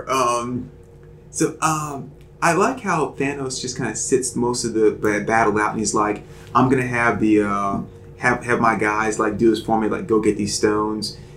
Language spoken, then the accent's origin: English; Charlotte, North Carolina, United States; I'm from Charlotte.